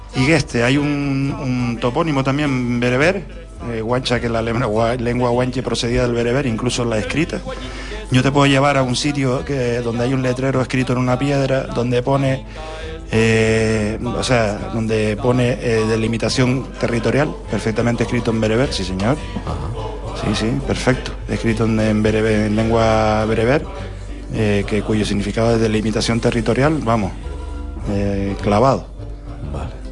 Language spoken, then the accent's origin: Spanish; Tenerife, Canary Islands, Spain; los dos únicos canarios que habíamos ahí en, en, en el, en el batallón de carros de Almería